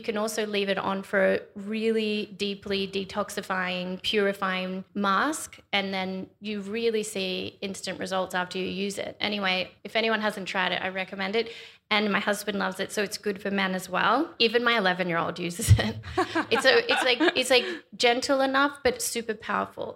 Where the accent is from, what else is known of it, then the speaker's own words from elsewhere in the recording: Australia; growing up in Australia